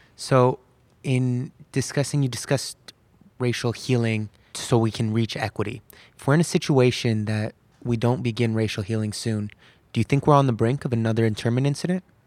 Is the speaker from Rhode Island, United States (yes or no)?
no; California, United States; being a Muslim American myself, who grew up born and raised in California